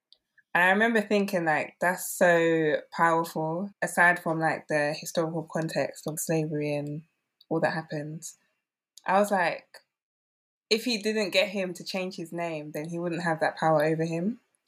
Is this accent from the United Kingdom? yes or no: no; Nigeria; I mean, especially being Nigerian, I assumed that I knew all there was to know about what it means to be Nigerian.